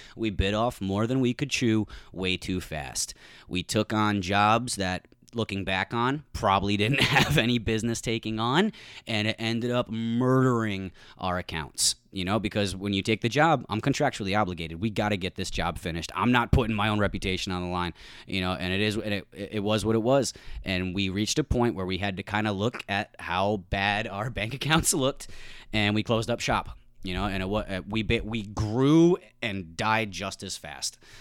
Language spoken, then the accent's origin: English; New England, United States; I grew up in New England